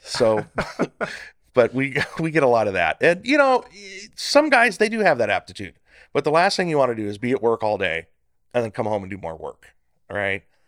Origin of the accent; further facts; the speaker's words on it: Northern California, United States; moved away as an adult; also born or lived in Central Valley, California; now in Bakersfield, United States; I was born in Central Valley. Uh, moved up to Northern, uh, California with my parents when I was a kid